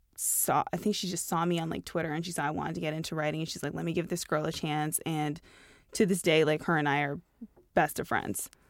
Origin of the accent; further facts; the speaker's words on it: Toronto, Ontario, Canada; I grew up in Toronto